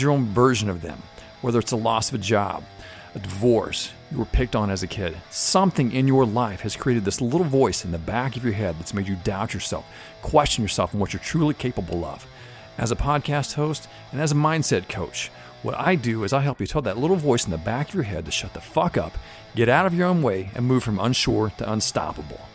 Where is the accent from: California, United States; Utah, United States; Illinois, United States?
Illinois, United States; Benton; moved away; John Malkovich, came from my hometown. He grew up in the very same town that I grew up